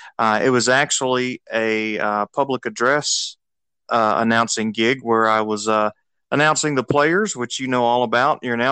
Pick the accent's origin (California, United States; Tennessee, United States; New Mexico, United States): Tennessee, United States; Memphis; All right. Well, I'm originally from the Memphis, Tennessee area